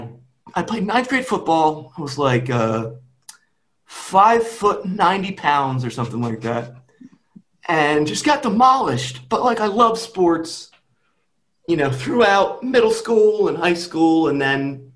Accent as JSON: {"language": "English", "town": "Kennett Square", "region": "Pennsylvania", "country": "United States", "tie": "born or raised there", "said": "I grew up in Kennett Square, Pennsylvania, grew up next to a couple farms"}